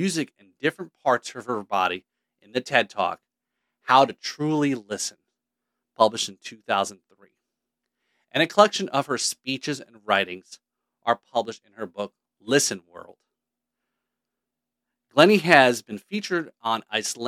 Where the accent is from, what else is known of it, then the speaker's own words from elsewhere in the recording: Scotland, United Kingdom; I'm Scottish too